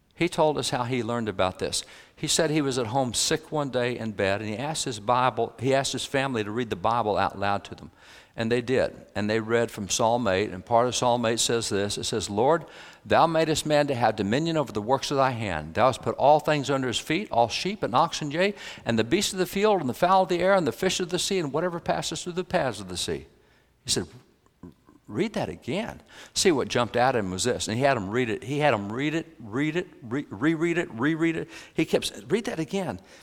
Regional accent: Texas, United States; I'm a cowboy from Texas.

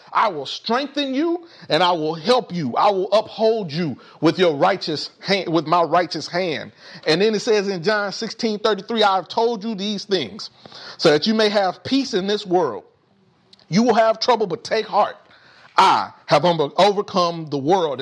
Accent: Indianapolis, Indiana, United States; growing up in Indianapolis

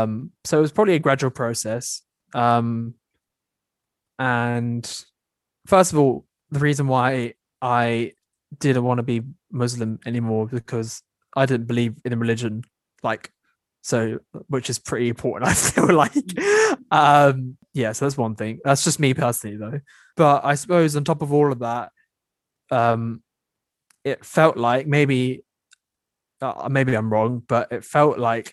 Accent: London, United Kingdom; also born or lived in Switzerland; I didn't grow up in a particularly Asian area. I mean, I know it's London, but, and to be honest, there are a fair few Asians in that area

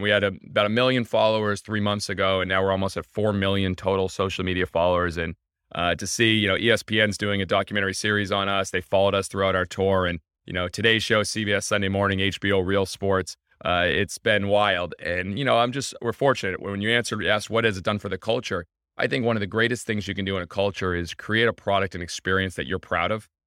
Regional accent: Scituate, Massachusetts, United States; I'm from Situate, Massachusetts

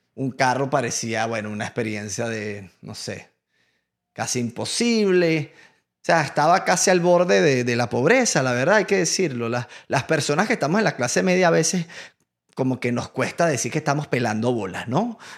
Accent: Venezuela; moved away as an adult; now in United States; yo vengo de Venezuela

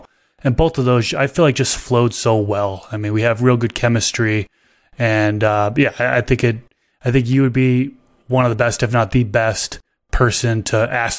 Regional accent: Billerica, Massachusetts, United States; I was born and raised outside of Boston, Massachusetts. So a little town about 15 minutes north of Boston called Billerica, Massachusetts.

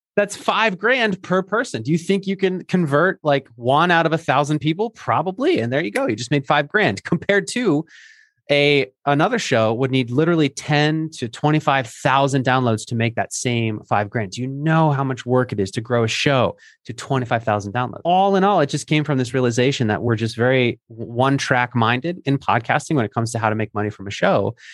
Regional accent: Philadelphia, Pennsylvania, United States; moved away; my home city of Philadelphia. where I used to live.

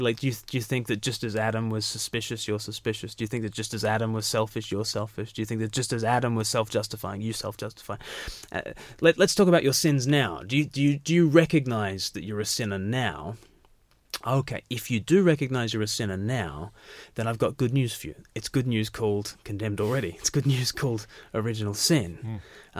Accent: Australia; I was born far from the mother country

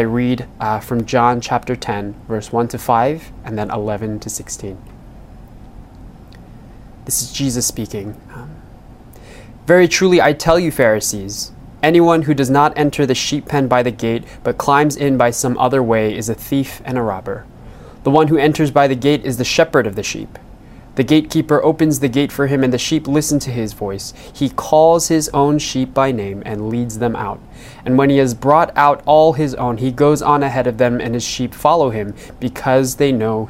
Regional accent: New York City, New York, United States; being born and raised in New York City in this area

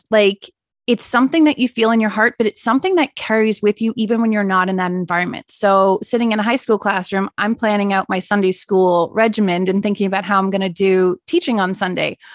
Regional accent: South Africa; now in Canada; being a child in South Africa, I guess the best way is more so to do a comparison between how I lived later on when we moved to Canada

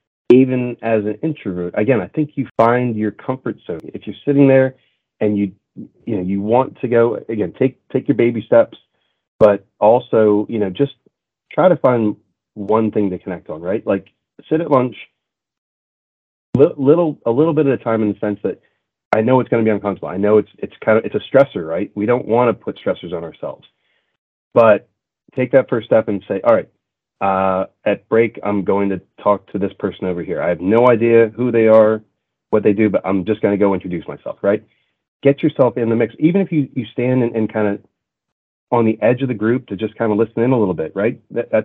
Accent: Montreal, Quebec, Canada; And I grew up in a very culturally diverse city, right? I grew up in Montreal.

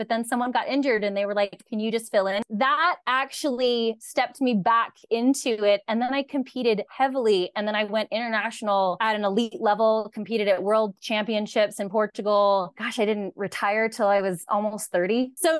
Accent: California, United States; And I am the one who will go, well, I'm from California.

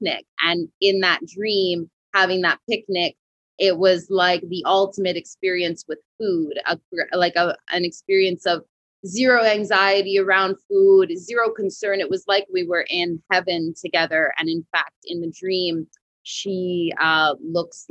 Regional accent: west coast of Canada, Canada; now in Montreal, Canada; I'm not originally from Montreal, Quebec. I'm originally from the west coast of Canada, which is a lot like California.

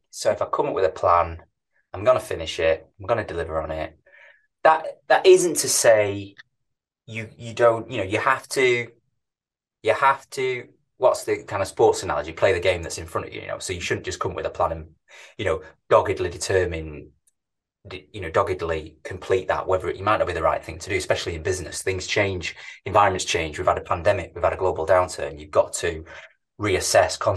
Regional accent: Manchester, North West England, United Kingdom; born and bred in manchester as you can probably tell by my, by my accent

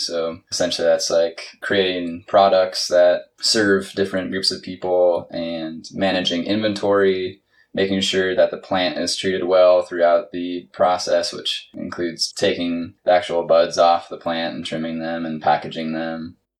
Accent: Washington, United States; also born or lived in Northern California; I'm originally from Washington State

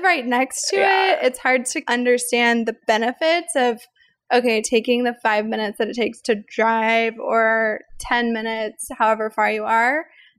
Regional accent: the Ozarks, United States; I grew up in the Ozarks. So the Ozarks are really all these beautiful big trees everywhere. And the neighborhood that I lived in, we just had trees on all the streets.

